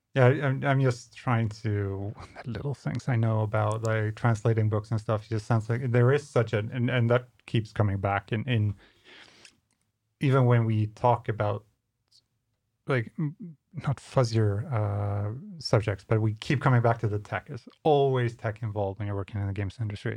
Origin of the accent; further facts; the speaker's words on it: Skåne, Sweden; Coming from this part of, of Sweden